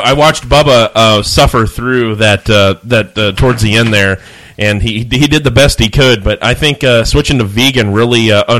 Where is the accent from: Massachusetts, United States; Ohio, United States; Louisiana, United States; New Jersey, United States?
Ohio, United States; Newark; now in Columbus, United States; because I'm from Newark, Ohio. Which is like about 40 minutes east of Columbus. So there was also a lot of industry there.